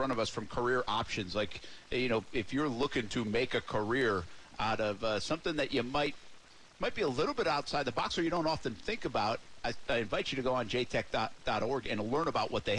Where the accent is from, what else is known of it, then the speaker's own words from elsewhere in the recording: East Providence, Rhode Island, United States; moved away; I'm from Rumford, Rhode Island, which is East Providence, Rhode Island.